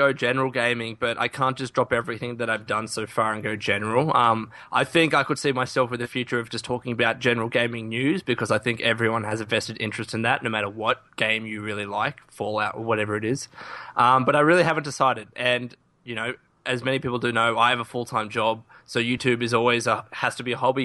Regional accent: Australia; In Australia, we have to shorten everything

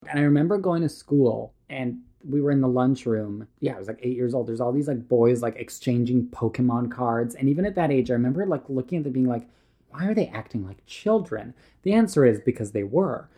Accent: Canada; also born or lived in Serbia; I was born in Serbia. We, like, moved to Canada when I was, like, five years old.

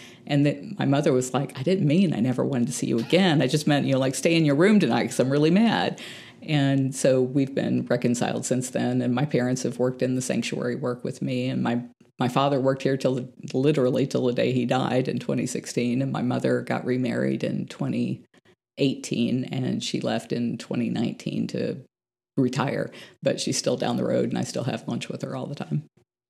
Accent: San Antonio, Texas, United States; born there; I was born in San Antonio, Texas, but we were driving through San Antonio, Florida.

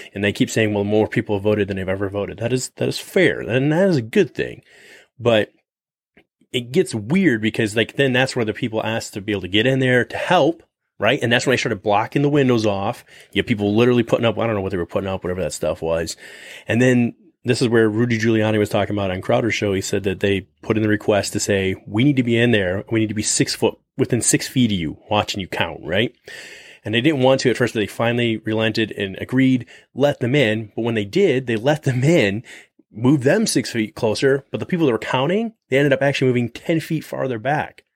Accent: United States; we as the American people

